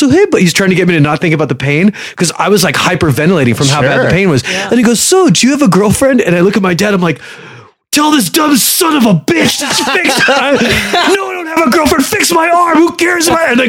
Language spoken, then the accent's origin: English; Egypt; They did send me to school with rolling luggage when I was a kid because I'm from Egypt.